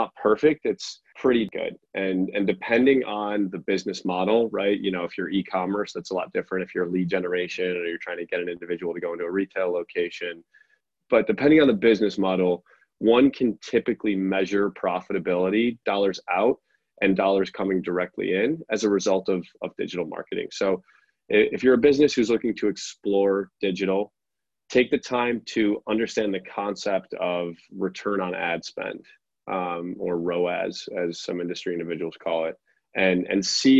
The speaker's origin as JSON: {"language": "English", "town": "Chicago", "region": "Illinois", "country": "United States", "tie": "born or raised there", "also_born_or_lived": "Norway", "said": "Grew up outside Chicago."}